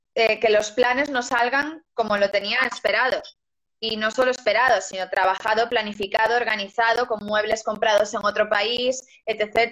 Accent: Lugo, Galicia, Spain; yo soy de Lugo

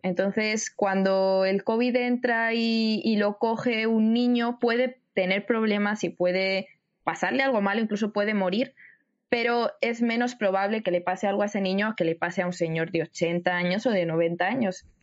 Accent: Spain; yo soy de España, yo vivo en el en el norte, por así decirlo, de, de España.

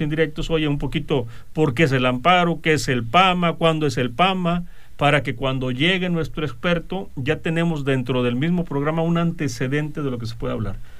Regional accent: Mexico; nosotros como mexicanos

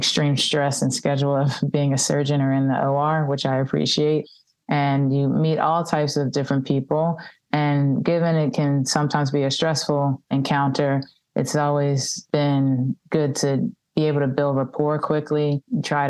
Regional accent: Philadelphia, Pennsylvania, United States; I'm born and raised in Philadelphia

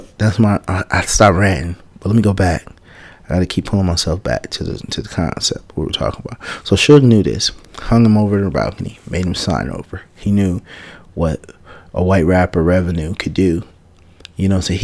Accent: San Francisco, California, United States; I'm from Fillmore, man. I come from Fillmore

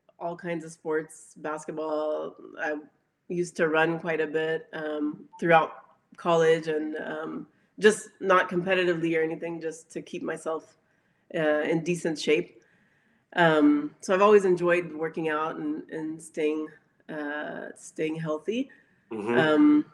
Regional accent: Dallas, Texas, United States; I was actually born in Dallas, Texas

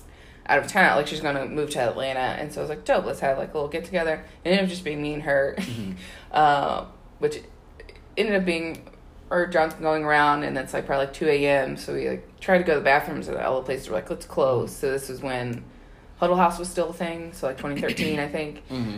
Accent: Sydney, New South Wales, Australia; Like, where are you from? And I was like, Sydney.

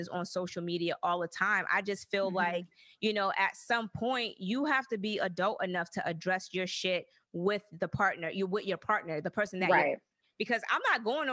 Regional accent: the South, United States; I was raised in the South

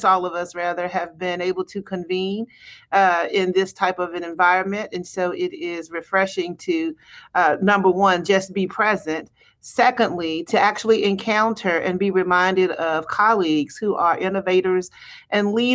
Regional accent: Macon, Georgia, United States; moved away as an adult; also born or lived in DeKalb County / Charleston / Louisville / Birmingham; now in Atlanta, United States; my hometown of Macon

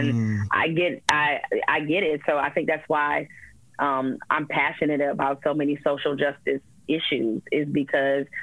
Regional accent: Detroit, Michigan, United States; when I was growing up in Detroit, you know, on the West Side

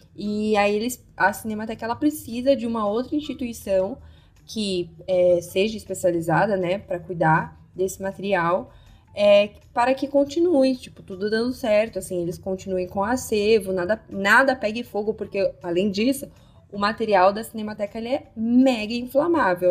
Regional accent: São Paulo, Brazil; nós duas somos de São Paulo

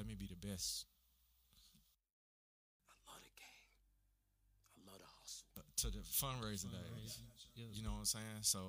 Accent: Huntsville, Alabama, United States; I'm a native of Huntsville

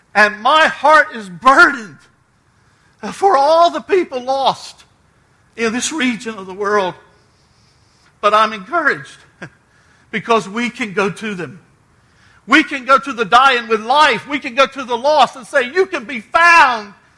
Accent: Outer Banks of North Carolina, United States; I was raised on the Outer Banks of North Carolina.

